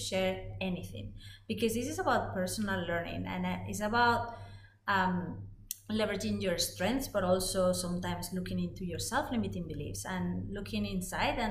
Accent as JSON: {"language": "English", "town": "Madrid", "region": "Community of Madrid", "country": "Spain", "tie": "born or raised there", "also_born_or_lived": "Netherlands", "second_language": "English", "moved": "as an adult", "said": "I'm originally from Spain, from Madrid, and I lived 20 years there."}